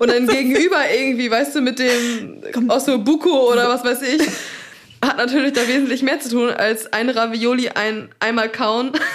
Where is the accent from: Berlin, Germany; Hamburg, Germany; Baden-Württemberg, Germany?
Baden-Württemberg, Germany; Black Forest, Swabia; Ich habe ja meine Wurzeln im Schwabenländle, gell? Ich bin ja im Schwarzwald geboren